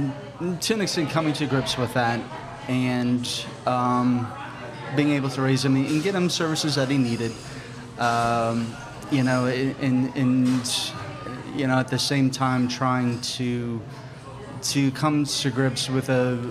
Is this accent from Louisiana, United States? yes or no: yes; Houma, Louisiana, United States; I grew up in Houma